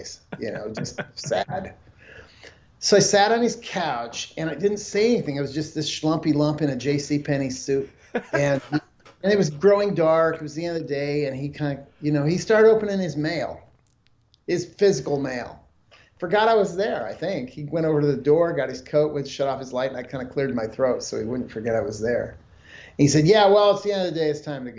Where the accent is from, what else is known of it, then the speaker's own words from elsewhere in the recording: Nebraska, United States; I'm a guy from Nebraska.